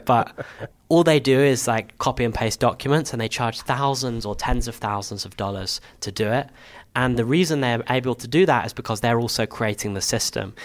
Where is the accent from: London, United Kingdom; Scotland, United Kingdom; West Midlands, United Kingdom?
London, United Kingdom; also born or lived in Camden; I grew up in Hendon in northwest London